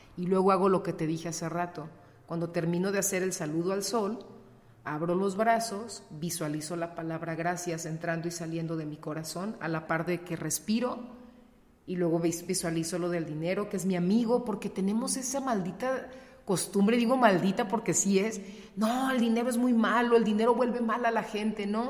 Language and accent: Spanish; León, Guanajuato, Mexico; also born or lived in Torreón, Coahuila; yo nací acá en León